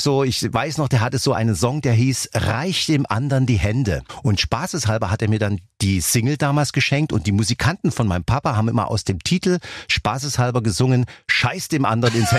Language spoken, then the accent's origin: German; Dresden, Saxony, Germany; accent: Saxon; ich komme ja aus Dresden und wir sprechen ja einen tollen Dialekt, unser Sächsischer, worauf ich natürlich sehr stolz bin